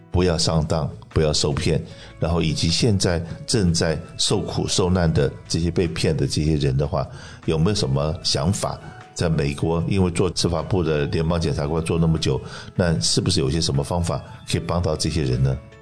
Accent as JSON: {"language": "Chinese", "country": "Taiwan", "moved": "yes", "lives_now": "California, United States", "said": "我是从台湾来的中国人"}